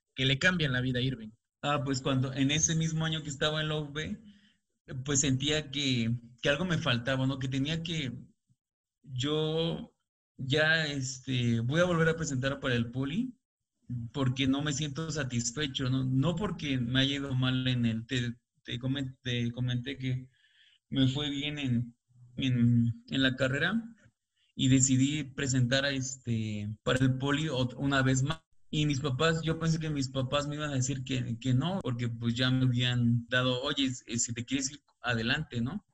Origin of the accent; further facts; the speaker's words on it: Xalapa, Veracruz, Mexico; moved away as an adult; now in Mexico City, Mexico; Yo soy de Jalapa, Veracruz